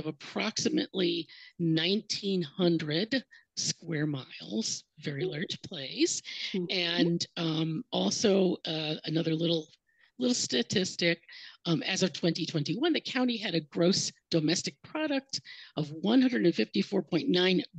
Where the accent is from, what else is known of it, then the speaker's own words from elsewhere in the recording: Cleveland, Ohio, United States; moved away as an adult; also born or lived in Columbus, Ohio; now in Miami, United States; I'm from Ohio originally, the Cleveland area.